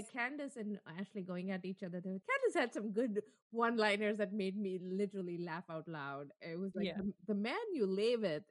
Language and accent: English; South India, India; So I am a South Indian, so I'm darker than North Indian. So when I was growing up, I grew up in the North for a bit.